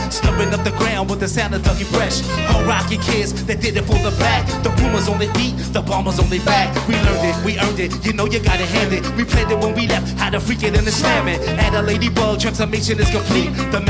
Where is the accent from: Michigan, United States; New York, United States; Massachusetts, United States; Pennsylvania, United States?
Pennsylvania, United States; Philadelphia; moved away; To be in my hometown tonight after all this time.